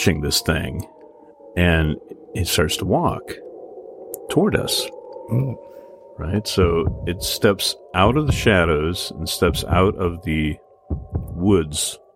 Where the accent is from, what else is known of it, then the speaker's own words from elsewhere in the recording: United States; I grew up on the Mississippi River